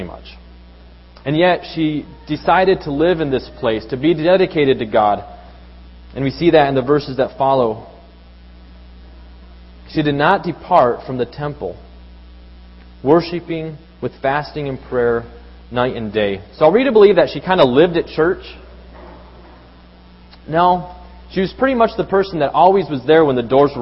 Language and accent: English; Mexico City, Mexico; moved away; Growing up in Mexico City, we'd often take public transportation.